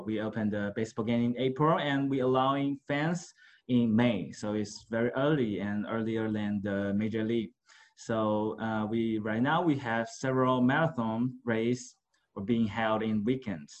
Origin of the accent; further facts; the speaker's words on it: Taipei, Taiwan; I live in Taipei, which is, I born up in Taipei